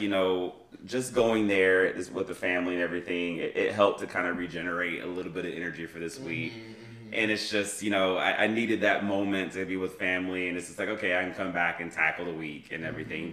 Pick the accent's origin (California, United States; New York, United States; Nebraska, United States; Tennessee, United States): Tennessee, United States; McMinnville; moved away; I went home to my hometown, um, and back in, in McMinnville, Tennessee